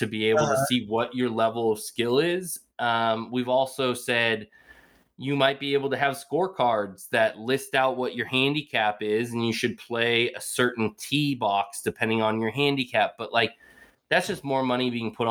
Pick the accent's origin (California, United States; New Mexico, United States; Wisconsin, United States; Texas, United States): California, United States; Bay Area; growing up in the Bay Area